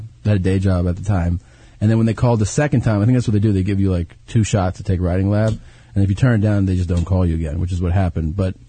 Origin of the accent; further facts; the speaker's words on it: Cincinnati, Ohio, United States; also born or lived in Florida; Originally Cincinnati